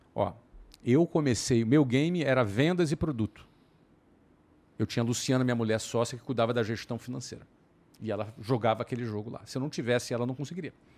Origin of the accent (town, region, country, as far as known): Brazil; now in Germany